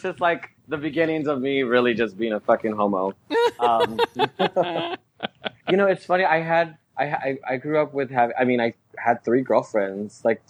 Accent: Texas, United States; Growing up in Texas. Oh my God. Well, my family's from Mexico. From Mexico. Mm-hmm. So I was raised Mexicana, Latina.

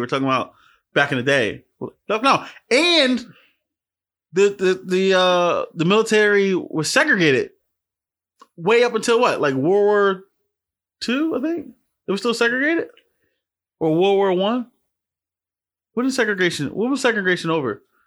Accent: Philadelphia, Pennsylvania, United States; I'm from Philly. We got an accent

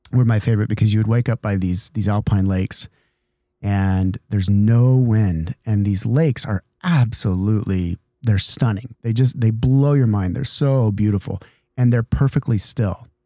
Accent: Idaho, United States; now in San Diego, United States; I grew up in Idaho

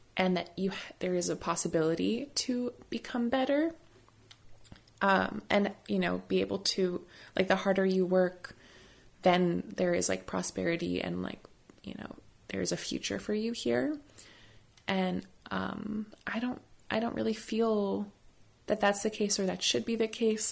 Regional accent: United States

